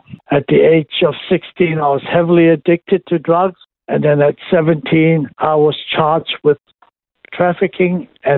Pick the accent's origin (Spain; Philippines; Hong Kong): Hong Kong; I was born and raised in Hong Kong